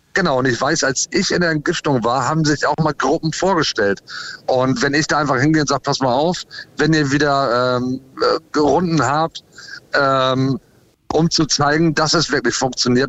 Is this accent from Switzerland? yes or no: no; United States; also born or lived in Ahrensburg, Schleswig-Holstein, Germany; now in Germany; ich bin in den USA groß geworden, weil ich Deutsch-Amerikaner bin